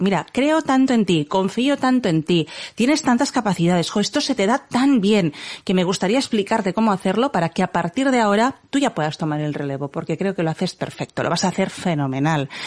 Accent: Barcelona, Catalonia, Spain; somos de Barcelona

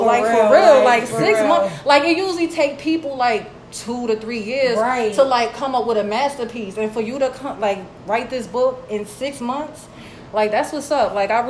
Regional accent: Georgia, United States; You know, because like we grew up in Georgia King, you know, like, and it's like, we seen it all.

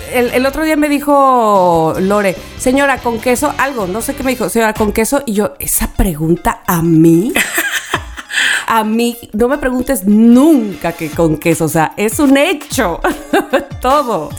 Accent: Veracruz, Mexico; siendo jarocha

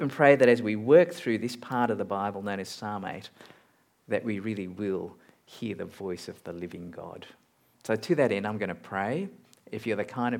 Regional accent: Malaysia; now in Australia; I'm a Malaysian-born Chinese-Australian

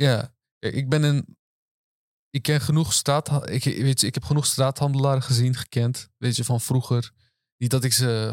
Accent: Rotterdam, South Holland, Netherlands; Turks Nederlander, eh, geboren getogen, Rotterdam.

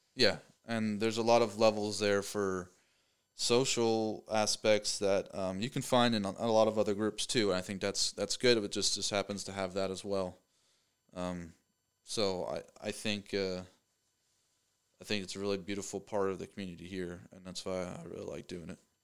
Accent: Pennsylvania, United States; moved away as an adult; now in Knoxville, United States; I'm from Pennsylvania

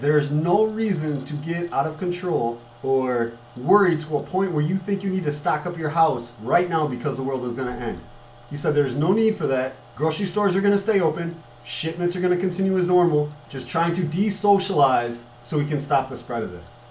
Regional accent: United States; as American people

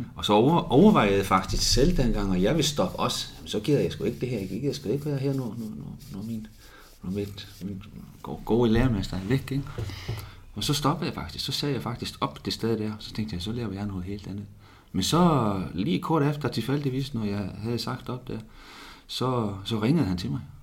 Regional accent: Reykjavik, Capital Region, Iceland; now in Odense, Denmark; i Reykjavik, ja, hvor jeg kommer fra

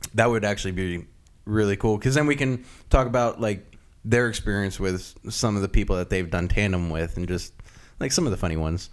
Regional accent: Loudoun County, Northern Virginia, United States; moved away as an adult; Northern Virginia.

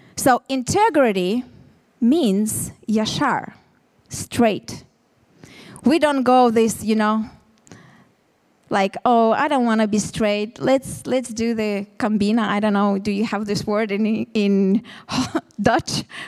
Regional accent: Ukraine; English is a second language; moved away as an adult; now in Tel Aviv, Israel; We are from originally from Ukraine, me and my husband

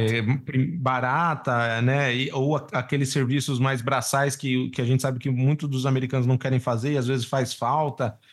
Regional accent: Brazil; como sendo brasileiro de um país de terceiro

